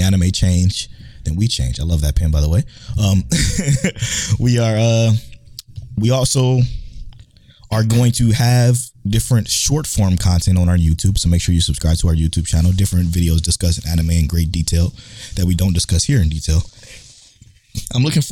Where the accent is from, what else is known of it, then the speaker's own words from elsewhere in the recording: Cleveland, Ohio, United States; now in Houston, United States; I'm from Cleveland, Ohio as well